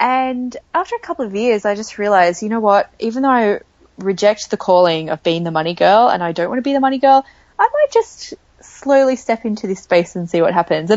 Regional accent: Australia; accent: Australian; I am Australian, for those of you who can probably hear that from my accent. And I grew up in a small beach town

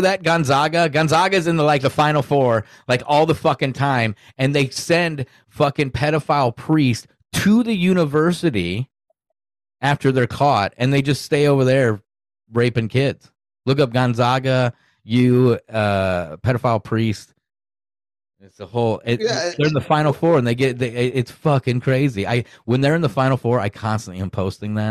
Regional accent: Sioux City, Iowa, United States; I'm from Sioux City, Iowa

